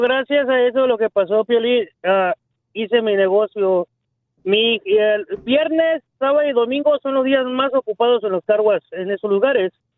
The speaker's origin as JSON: {"language": "Spanish", "region": "Veracruz", "country": "Mexico", "tie": "born or raised there", "moved": "yes", "lives_now": "Los Angeles, United States", "said": "Yo soy originario de Veracruz, México."}